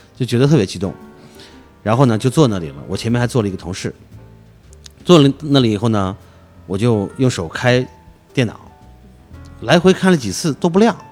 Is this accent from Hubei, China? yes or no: no; Xinjiang, China; moved away as an adult; now in Beijing, China; 我是出生在新疆，嗯。生产这个兵团。一九九六年之前，我是没有离开过新疆的，嗯，嗯，嗯。就在二十岁之前，对。对吧？因为我在新疆上大学。九六年呢，算是个无意的一个巧合，就来到北京来玩来了